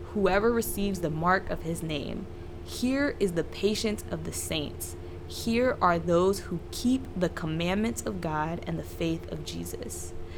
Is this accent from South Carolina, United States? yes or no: yes; South Carolina, United States; I grew up in South Carolina where they have blue laws